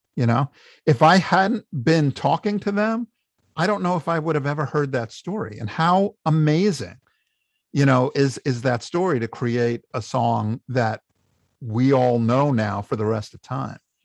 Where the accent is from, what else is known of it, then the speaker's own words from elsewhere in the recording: New York, United States; I'm a New Yorker. I'm not leaving.